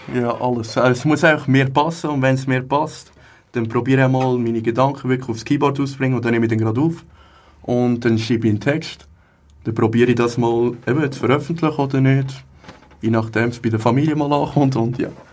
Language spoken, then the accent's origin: German; Hägglingen, Aargau, Switzerland; Ich komme aus Hecklingen, da ist gerade nebenan